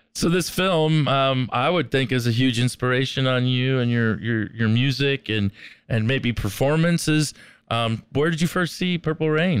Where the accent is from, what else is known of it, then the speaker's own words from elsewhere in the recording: Southern California, United States; also born or lived in Minneapolis, Minnesota; I was born in, in Minneapolis, Minnesota. I mean, I grew up here in Southern California